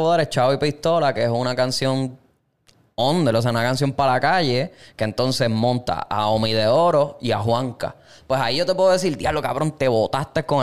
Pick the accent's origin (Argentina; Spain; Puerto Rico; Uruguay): Puerto Rico; Nosotros somos boricuas, yo voy a jalar para mi lado